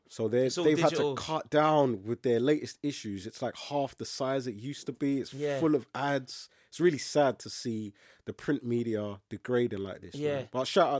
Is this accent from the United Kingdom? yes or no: yes; London, United Kingdom; I feel fortunate to be a Londoner.